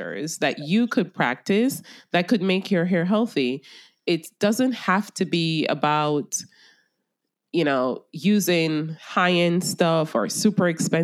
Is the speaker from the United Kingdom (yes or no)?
no; Jamaica; I'm a Jamaican